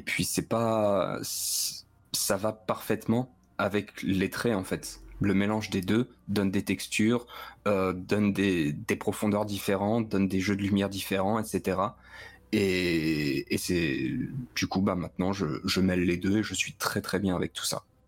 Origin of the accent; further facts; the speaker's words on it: Metz, Grand Est, France; now in near Clermont-Ferrand, France; je viens de Metz